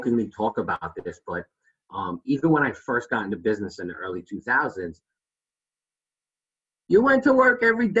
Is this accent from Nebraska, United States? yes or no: no; New York City, New York, United States; I'm from Brooklyn